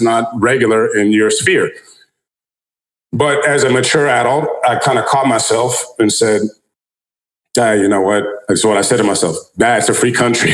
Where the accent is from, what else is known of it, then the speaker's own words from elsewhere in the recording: United States; as an American